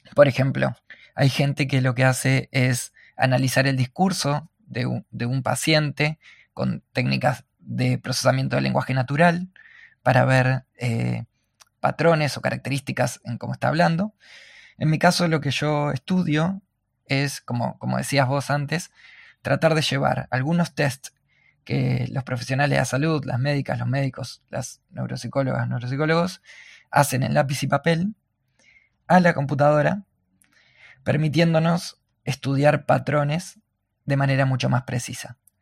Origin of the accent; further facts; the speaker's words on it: Argentina; soy de Argentina